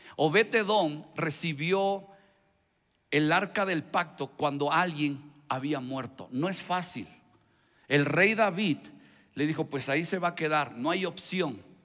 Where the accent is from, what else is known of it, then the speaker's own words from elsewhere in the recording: Veracruz, Mexico; Soy, soy veracruzano